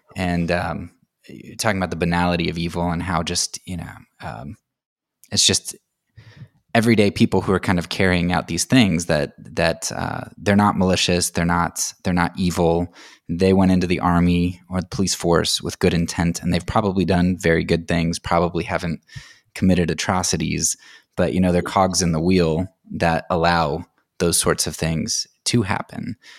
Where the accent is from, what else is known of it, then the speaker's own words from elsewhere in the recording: United States; as an American